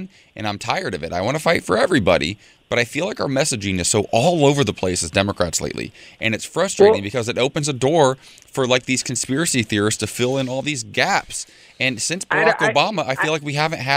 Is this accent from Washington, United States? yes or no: no; California, United States; I'm a Californian